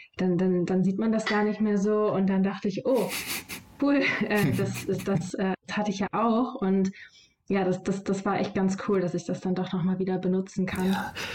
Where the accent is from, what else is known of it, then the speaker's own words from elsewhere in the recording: Solingen, North Rhine-Westphalia, Germany; in meiner Heimatstadt die Lokalzeitung